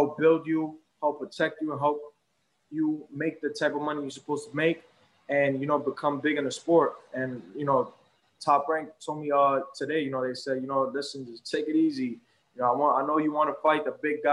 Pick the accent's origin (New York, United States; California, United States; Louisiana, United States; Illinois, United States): New York, United States; also born or lived in Brooklyn; I'm Puerto Rican and I'm from New York